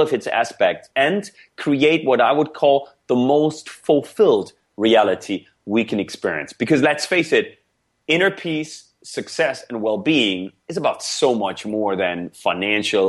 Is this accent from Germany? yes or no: yes; Germany; first language German; English is a second language; now in United States; I grew up in Germany. I was born and raised in Germany before I came to the US